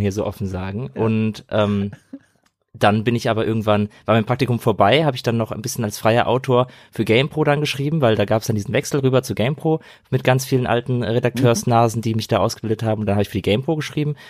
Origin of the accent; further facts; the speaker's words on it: Frankfurt, Hesse, Germany; ich komme ja aus Frankfurt, aus Hessen